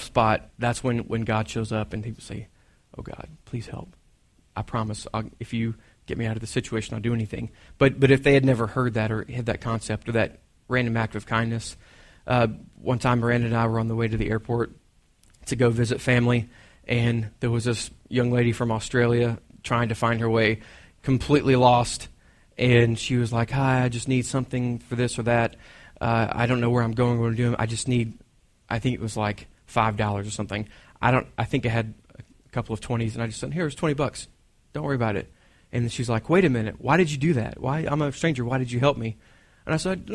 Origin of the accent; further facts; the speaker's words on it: Texas, United States; I'm from Texas